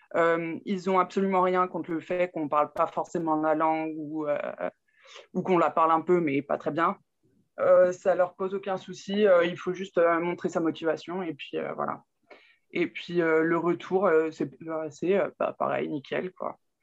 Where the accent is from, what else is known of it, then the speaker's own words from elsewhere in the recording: Burgundy, Saône-et-Loire, Bourgogne-Franche-Comté, France; now in Cerquigny, France; à la base, je suis de Bourgogne, en Saône-et-Loire, exactement.